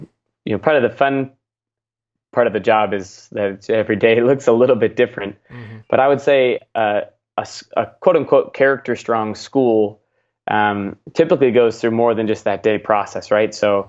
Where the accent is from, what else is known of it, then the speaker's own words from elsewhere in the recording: Seattle, Washington, United States; Yeah, I grew up in the Seattle, Washington area